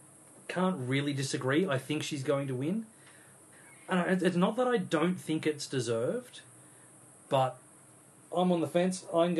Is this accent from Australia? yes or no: yes; Australia; Because we are Australian